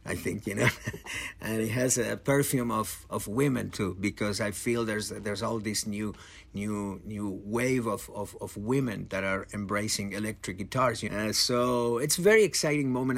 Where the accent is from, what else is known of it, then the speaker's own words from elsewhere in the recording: Argentina; I come from Argentina